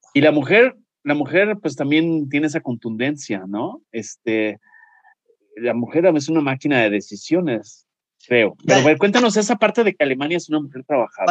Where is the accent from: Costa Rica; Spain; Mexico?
Mexico; nosotros como mexicanos